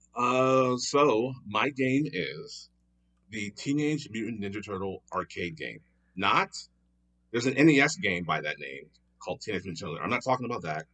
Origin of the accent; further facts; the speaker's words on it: Philadelphia, Pennsylvania, United States; moved away as an adult; now in Los Angeles, United States; I'm originally from Philadelphia, Pennsylvania, born and raised, uh, but I've been in L A now for almost eight years